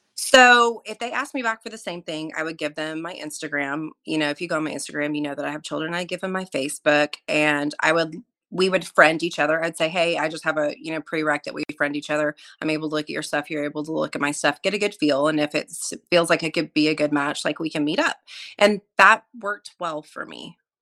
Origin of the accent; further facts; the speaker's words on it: Oklahoma, United States; moved away as an adult; also born or lived in Montana / Florida; I grew up in Oklahoma. I'm an Oklahoma native, grew up in a really small town